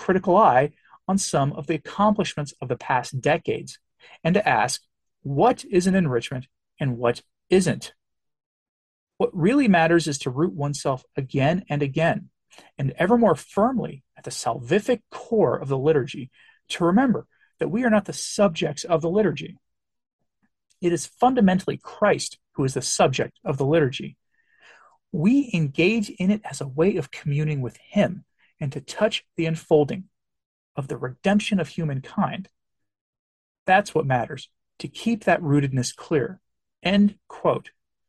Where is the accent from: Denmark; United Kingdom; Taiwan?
United Kingdom; England; I always think that for me as an Englishman, as a great example to me is our history, our Reformation history.